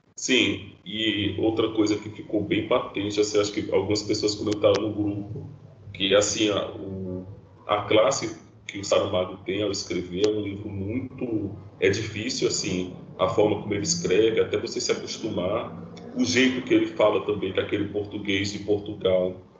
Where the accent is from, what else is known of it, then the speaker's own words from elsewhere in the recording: Northeast Region, Brazil; nós que somos do Nordeste